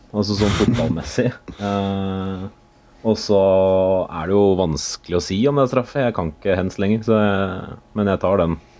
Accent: Romerike, Akershus, Norway; jeg er fra Romerike

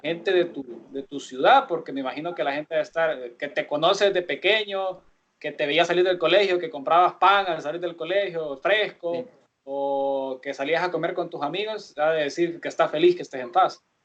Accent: Sonsonate, El Salvador; moved away; also born or lived in San Salvador; yo soy de Sonsonate

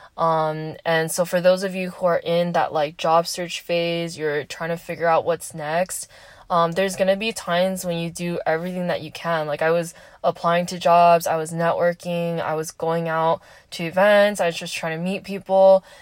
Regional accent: Southern California, United States; moved away as an adult; I am from SoCal

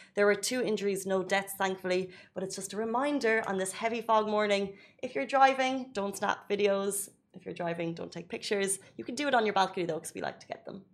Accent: Ireland; moved away as an adult; now in United Arab Emirates; growing up in Ireland

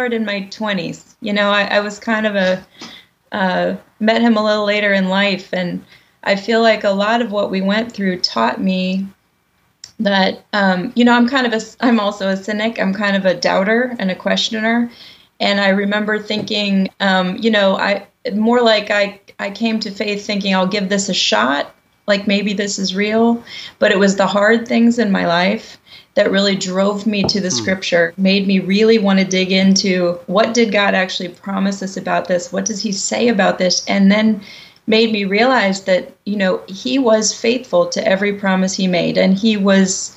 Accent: Columbus, Ohio, United States; also born or lived in New York; When I moved back to my hometown, which is Columbus, Ohio, it was to teach opera at a university here

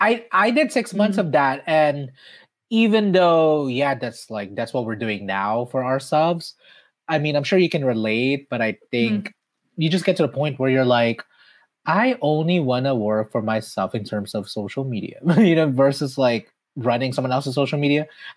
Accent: Philippines; now in Los Angeles, United States; I've been here for 20 years since I immigrated from the Philippines.

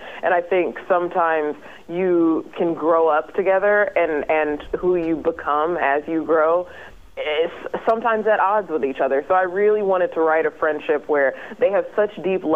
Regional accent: Indiana, United States; I'm from Indiana, all flat land

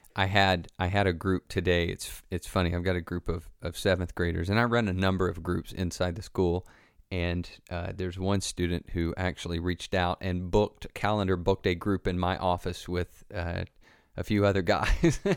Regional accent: the Bible Belt in the South, United States; I grew up in the Bible Belt in the South

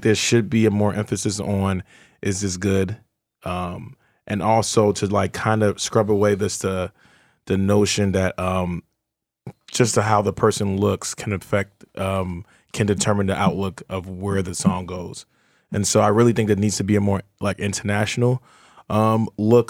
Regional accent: Nigeria; I'm Nigerian.

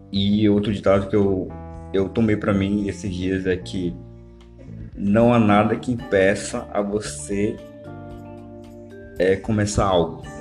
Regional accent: Manaus, Amazonas, Brazil; foi no ponto turístico daqui de Manaus. Sou de Manaus, galera, beleza?

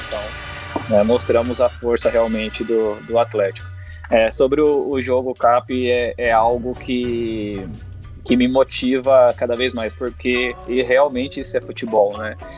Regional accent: São Paulo, Brazil; Eu sou de São Paulo

